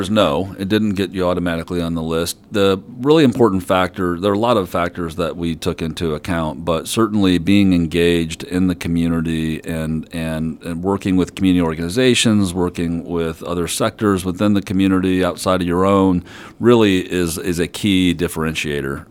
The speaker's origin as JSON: {"language": "English", "town": "Mishawaka", "region": "Indiana", "country": "United States", "tie": "born or raised there", "said": "I grew up in Mishawaka, South Bend area"}